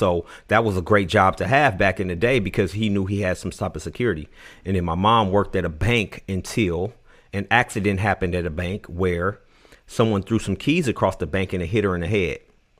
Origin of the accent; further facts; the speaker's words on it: Oakland, California, United States; born there; Okay, so I was born in Oakland, California.